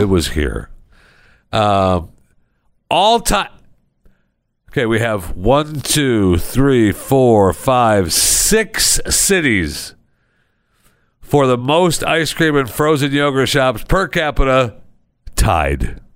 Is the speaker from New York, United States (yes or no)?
no; Saginaw, Michigan, United States; moved away; my hometown, uh, Saginaw, Michigan